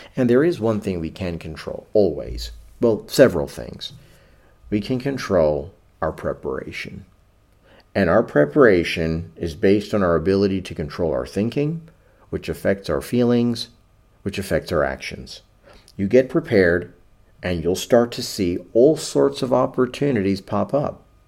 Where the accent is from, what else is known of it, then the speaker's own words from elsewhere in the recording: New York City, New York, United States; I grew up in New York City in the seventies